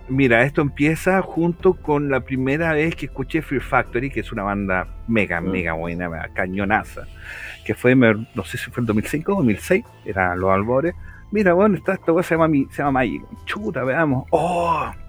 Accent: Peñaflor, Santiago Metropolitan Region, Chile; eh, soy diseñador de juegos. puta, soy peñaflorino, a pesar que nací en Santiago, en, Independencia, eh, viví casi toda mi vida en Peñaflor, un pueblo muy, muy sano, muy lindo, que la afuera de Santiago

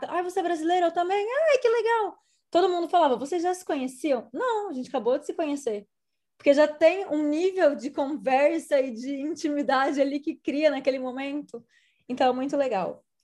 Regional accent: Brazil; moved away; eu sou brasileira

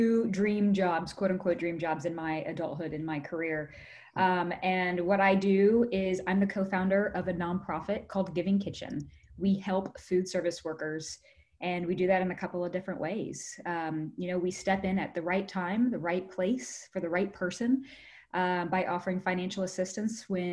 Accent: Indianapolis, Indiana, United States; I grew up in Indianapolis, Indiana, so heart of the Midwest

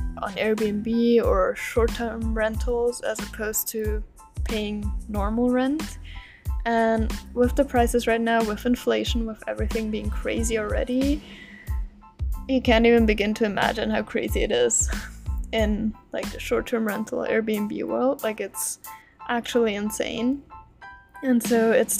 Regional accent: Austria; moved away as an adult; back home in Austria, in my home country

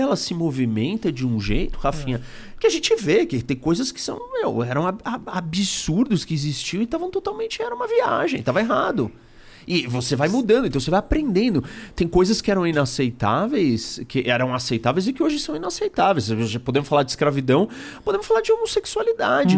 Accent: Brazil

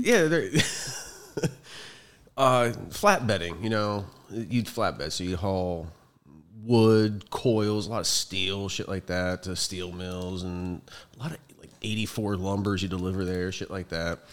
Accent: Youngstown, Ohio, United States; moved away; I'm originally from Ohio, Northeast Ohio, Youngstown, a little, little dead steel city

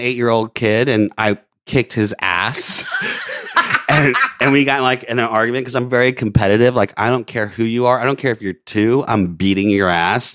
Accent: Orlando, Florida, United States; moved away; also born or lived in Louisiana; I grew up in Florida and Louisiana

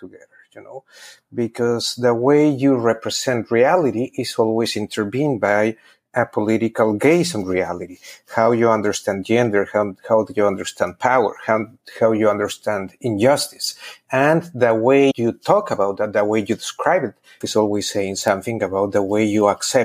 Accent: Pachuca, Hidalgo, Mexico; moved away as an adult; also born or lived in Berkeley, United States; now in New Orleans, United States; my hometown in Pachuca

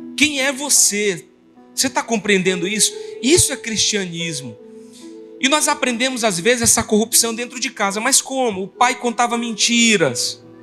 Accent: Brazil; a gente vive num país que tem o nosso jeito brasileiro

